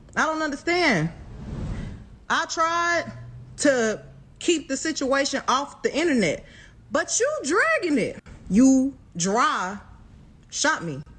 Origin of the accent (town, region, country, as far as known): Houston, Texas, United States